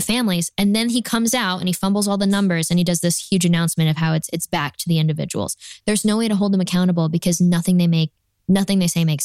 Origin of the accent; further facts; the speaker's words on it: New York, United States; now in Texas, United States; I'm from New York where we have 100 people show up to our county GOP events